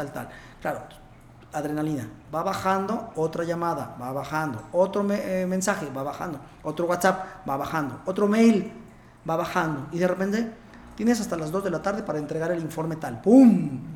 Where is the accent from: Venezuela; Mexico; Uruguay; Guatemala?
Mexico; Puebla; also born or lived in Mexico City / Barcelona; yo soy de Puebla, soy poblano, soy médico. Estudié en medicina en Puebla